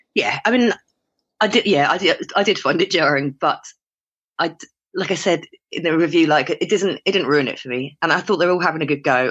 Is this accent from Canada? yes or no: no; United Kingdom; my ill-educated British ear